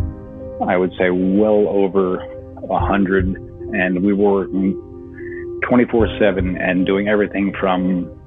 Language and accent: English; just outside New York City, United States; moved away; I'm from New York originally. So not only did they hit our country, but they hit the city I grew up just outside